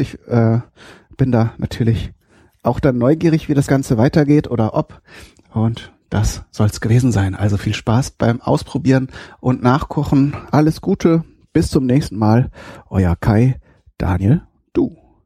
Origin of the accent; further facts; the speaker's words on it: North Rhine-Westphalia, Germany; bei uns in Westfalen